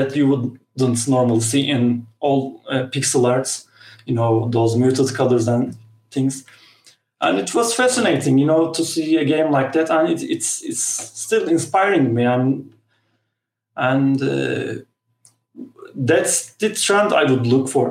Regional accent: Turkey; I'm a guy from Turkey

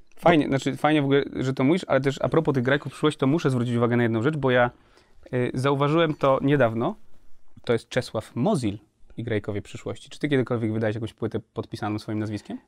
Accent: Kutno, Łódź Voivodeship, Poland; ja pochodzę z Kutna.

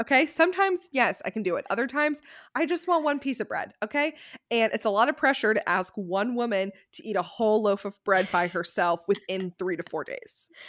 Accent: Connecticut, United States; moved away as an adult; also born or lived in San Francisco; we grew up in Connecticut

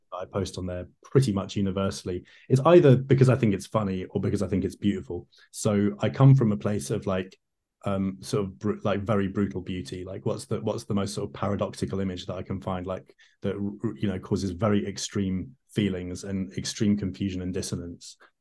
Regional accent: London, United Kingdom; I grew up in London

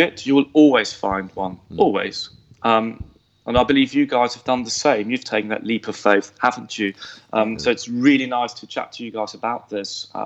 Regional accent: Switzerland; also born or lived in London; I was born in Switzerland. And I did go through the entire Swiss schooling system.

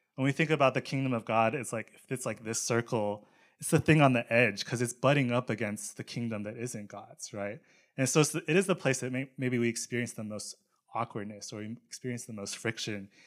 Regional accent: Charlotte, North Carolina, United States; I grew up in Charlotte, North Carolina

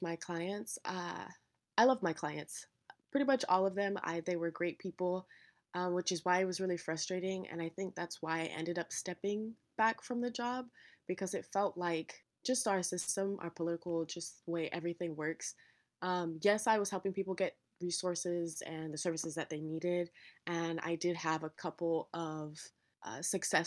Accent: Sacramento, California, United States; Born and raised in Sacramento, which is where I'm recording from now

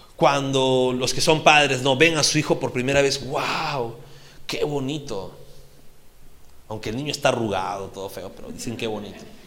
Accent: Peru; Como peruanos

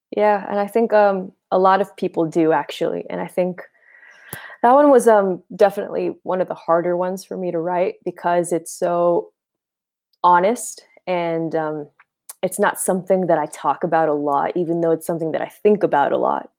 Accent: Boston, Massachusetts, United States; now in Los Angeles, United States; I'm from Boston originally. I live in L A now.

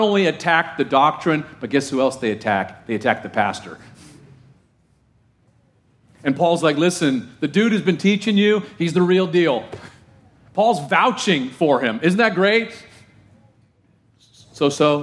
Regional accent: Orange County, California, United States; I grew up in Orange County, California

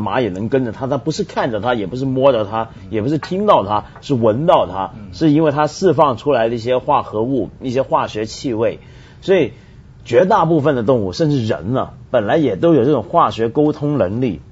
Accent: Taiwan; 我小的时候在台湾念书

